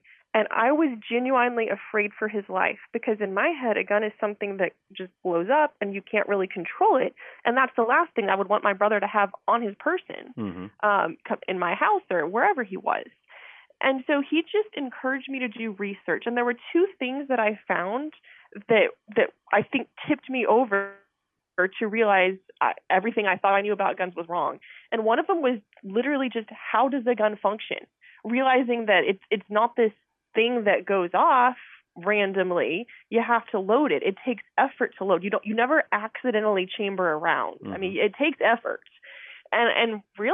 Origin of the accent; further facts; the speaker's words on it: Texas, United States; I'm a Texas girl, born and raised in Texas